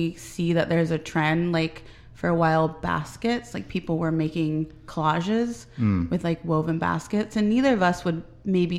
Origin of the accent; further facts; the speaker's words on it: Marysville, Washington, United States; moved away as an adult; also born or lived in Seattle / Philadelphia; now in Everett, United States; I'm from Marysville, right? And then I moved to Seattle, and then I moved to Philadelphia